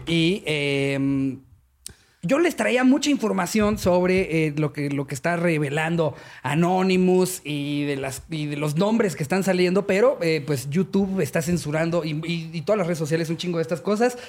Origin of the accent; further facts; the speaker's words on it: Mexico; nosotros nos mama ser mexicanos